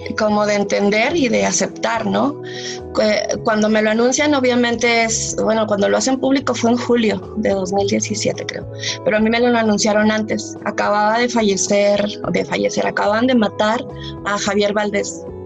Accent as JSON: {"language": "Spanish", "country": "Mexico", "moved": "yes", "said": "estar de nuevo acá en mi país"}